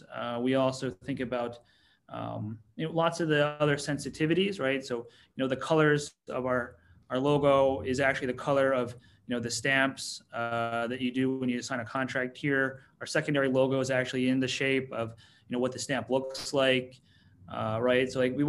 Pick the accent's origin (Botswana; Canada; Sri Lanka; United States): United States; New York; I'm from the New York.